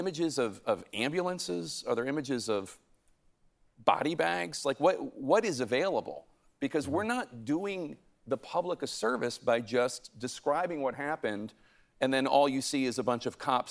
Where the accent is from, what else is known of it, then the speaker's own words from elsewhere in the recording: Pennsylvania, United States; I'm from Pennsylvania, so my mom and dad's vote was in that batch